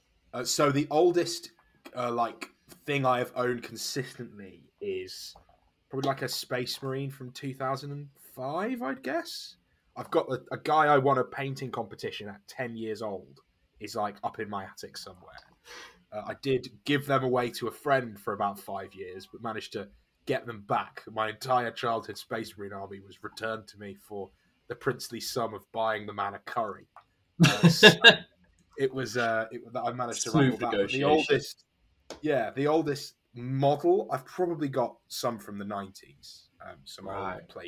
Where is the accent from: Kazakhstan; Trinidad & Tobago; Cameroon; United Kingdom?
United Kingdom; Nottingham, East Midlands; I'm British. I grew up in Nottingham in the East Midlands in England.